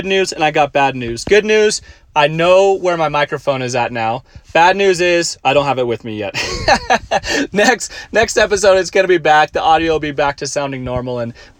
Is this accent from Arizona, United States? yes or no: yes; Tucson, Arizona, United States; moved away as an adult; now in Auburn, United States; I grew up in Tucson, Arizona